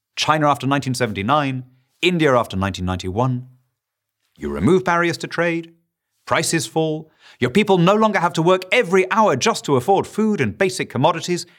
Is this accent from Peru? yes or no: yes; Lima, Peru; moved away; I grew up in Lima, Peru